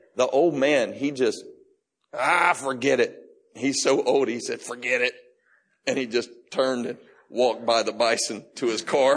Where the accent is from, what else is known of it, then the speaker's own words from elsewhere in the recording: Florida, United States; I grew up in Florida